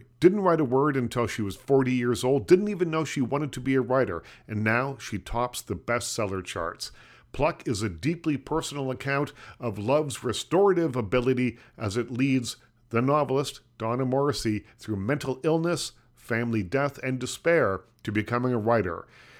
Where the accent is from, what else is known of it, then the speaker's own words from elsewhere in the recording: Liverpool, Nova Scotia, Canada; because I'm from Liverpool, Nova Scotia